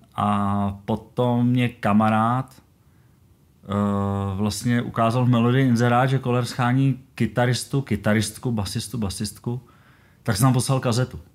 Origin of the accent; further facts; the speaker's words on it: Kadaň, Ústí nad Labem Region, Czechia; já jsem z Karaně a jezdil jsem do Chomutova